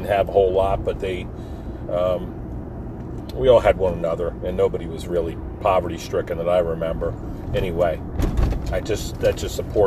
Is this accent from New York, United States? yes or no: no; Forked River, New Jersey, United States; we grew up right on the Barnegat Bay in a town called Forked River.